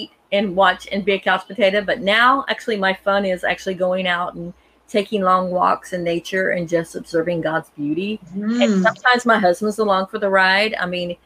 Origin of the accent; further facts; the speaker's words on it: North Carolina, United States; And I'm here in North Carolina. I was born in North Carolina